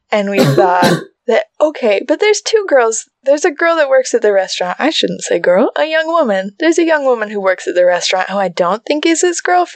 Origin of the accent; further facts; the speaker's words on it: United States; as an American